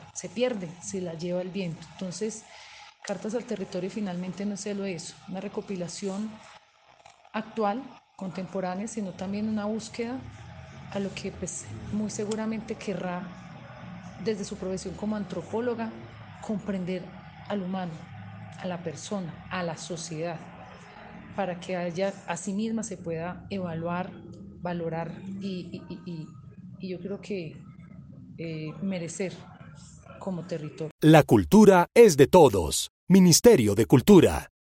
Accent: Calarcá, Quindío, Colombia; tengo la fortuna de provenir de un municipio como Calarcá Quindío

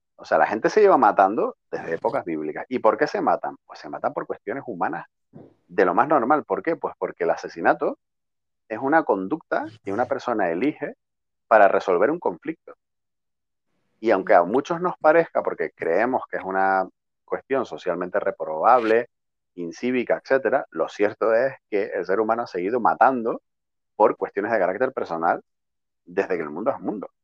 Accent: Tenerife, Canary Islands, Spain; tú como tinerfeña que eres como yo

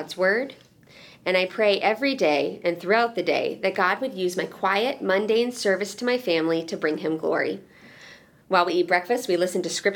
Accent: Quebec, Canada; moved away as an adult; also born or lived in Seattle, Washington; Quebec, which is where I was from

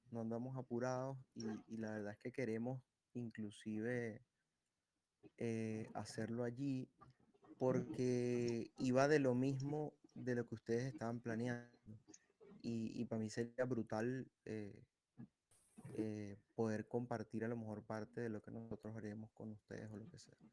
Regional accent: Venezuela; now in Santiago, Chile; Eh, yo soy venezolano. todo bien, amigo. Vivo en Santiago de Chile hace siete años.

